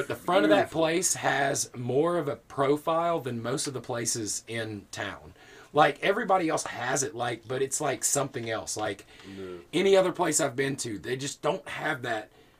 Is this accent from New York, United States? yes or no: no; near Florence, Alabama, United States; moved away; my hometown, which is basically right outside of the hometown of Florence.